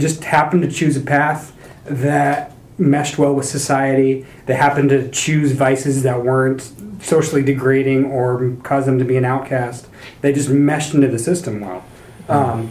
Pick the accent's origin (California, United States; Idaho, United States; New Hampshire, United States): Idaho, United States; North; I'm from North Idaho.